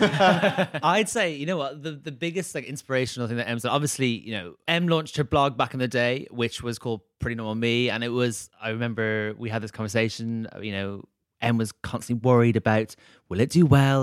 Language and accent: English; Dublin, Leinster, Ireland; moved away; my hometown in Dublin